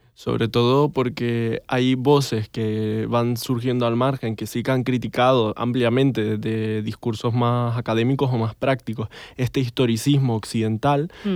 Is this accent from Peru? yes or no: no; Canary Islands, Spain; que yo no sé hacer porque soy canario